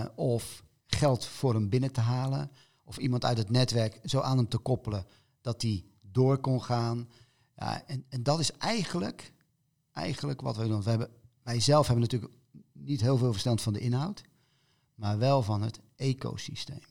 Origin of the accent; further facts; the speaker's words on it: Rotterdam, South Holland, Netherlands; moved away; ons als Rotterdammers